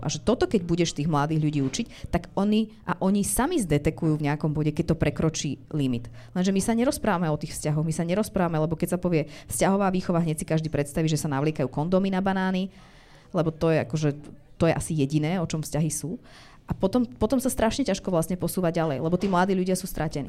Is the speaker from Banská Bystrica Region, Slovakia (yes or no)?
no; Bratislava, Bratislava Region, Slovakia; ja som z Bratislavy